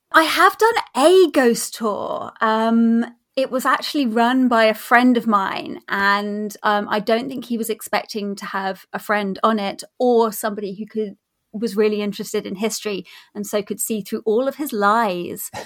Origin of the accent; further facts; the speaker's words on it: New Forest, South East England, United Kingdom; I grew up in the New Forest, or near the New Forest, down on the South Coast